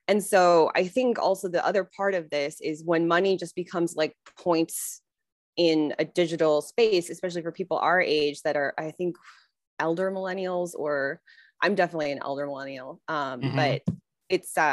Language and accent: English; Wheeling, Illinois, United States; moved away as an adult; also born or lived in Chicago; now in Los Angeles, United States; I'm not like from Chicago. I'm from the Northwest suburbs. I'm from the suburbs for sure